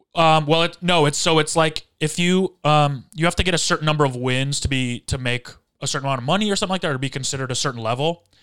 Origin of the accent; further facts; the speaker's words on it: Michigan, United States; I grew up in Michigan when the Red Wings were a dynasty